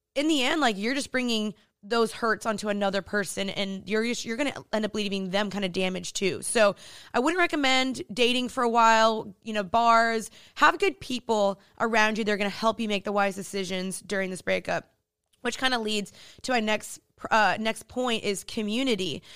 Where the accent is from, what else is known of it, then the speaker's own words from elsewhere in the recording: Dallas, Texas, United States; moved away as an adult; now in Los Angeles, United States; I'm originally from Dallas, Texas, but I moved to L A two years ago